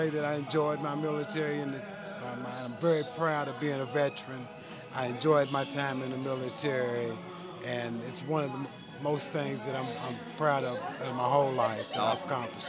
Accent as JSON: {"language": "English", "town": "Mount Sterling", "region": "Kentucky", "country": "United States", "tie": "born or raised there", "also_born_or_lived": "Cincinnati, Ohio", "said": "I grew up in Mount Sterling, Kentucky."}